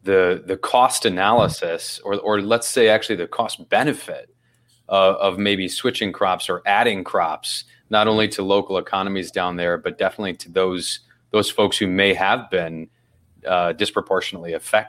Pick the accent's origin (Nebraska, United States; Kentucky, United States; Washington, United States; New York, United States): Kentucky, United States; I'm from Kentucky